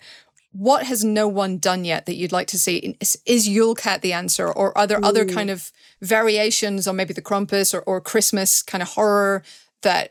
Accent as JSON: {"language": "English", "region": "Northern Ireland", "country": "United Kingdom", "said": "even as a Northern Irish person"}